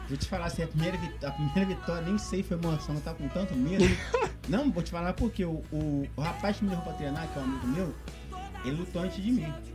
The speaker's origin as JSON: {"language": "Portuguese", "region": "Rio de Janeiro", "country": "Brazil", "tie": "born or raised there", "moved": "as an adult", "lives_now": "Uberaba, Brazil", "said": "eu sou natural do Rio de Janeiro"}